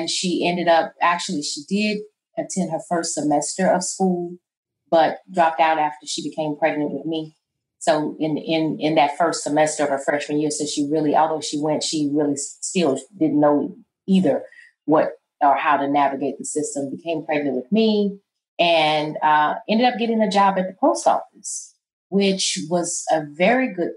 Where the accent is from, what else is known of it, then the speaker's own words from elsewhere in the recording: St. Louis, Missouri, United States; moved away as an adult; now in Memphis, United States; I'm from St. Louis, Missouri. The neighborhood, the area is called Coon Valley.